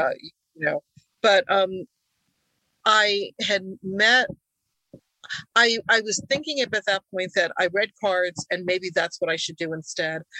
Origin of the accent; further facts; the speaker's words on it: United States; first language Hungarian; English is a second language; I was born in the U.S., but my parents had just come from Hungary